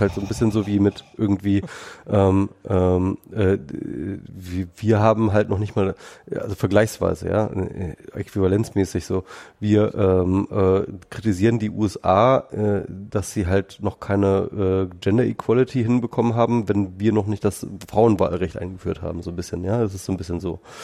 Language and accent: German; Germany; wir Deutschen